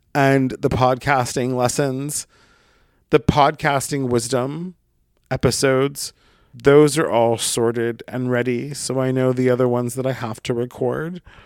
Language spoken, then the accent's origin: English; Brookings, Oregon, United States; moved away; my hometown, and I'll just let you Google Brookings, Oregon